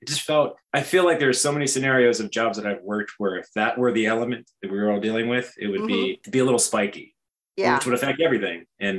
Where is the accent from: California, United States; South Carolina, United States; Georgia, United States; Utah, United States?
South Carolina, United States; born or raised there; also born or lived in Hawaii